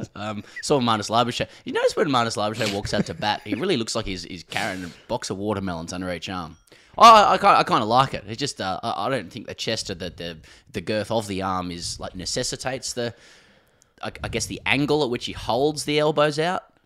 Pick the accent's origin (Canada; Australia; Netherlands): Australia; we're from Australia